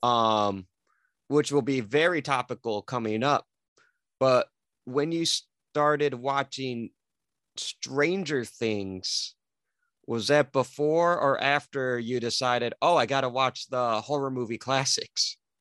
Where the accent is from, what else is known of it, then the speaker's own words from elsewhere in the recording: Detroit, Michigan, United States; I'm from the Detroit area in Michigan.